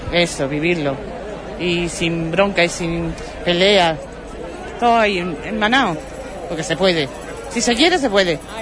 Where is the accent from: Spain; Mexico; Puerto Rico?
Spain; Huelva, Andalusia; also born or lived in Lepe; Yo soy de Huelva, ¿no? Pero mis padres son de aquí.